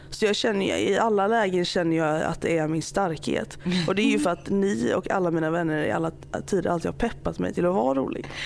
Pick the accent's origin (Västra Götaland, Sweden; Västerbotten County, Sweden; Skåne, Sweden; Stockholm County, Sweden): Västra Götaland, Sweden; Alingsås; båda vi är från liksom Göteborgstrakterna typ. Eller jag är ju från Alingsås